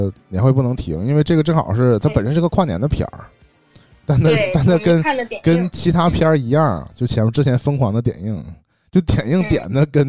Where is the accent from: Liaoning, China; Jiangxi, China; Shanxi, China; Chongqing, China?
Liaoning, China; Shenyang; 我我们沈阳人是这样的。